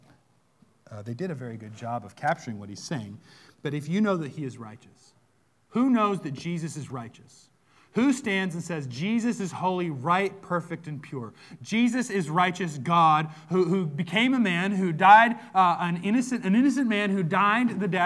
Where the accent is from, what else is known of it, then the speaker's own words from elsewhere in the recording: United States; I was born in America